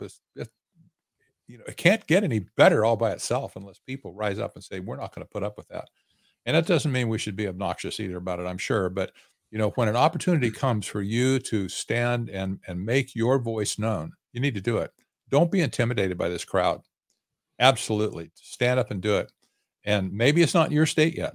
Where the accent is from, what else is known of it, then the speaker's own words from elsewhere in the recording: Arizona, United States; I'm in, I'm from Arizona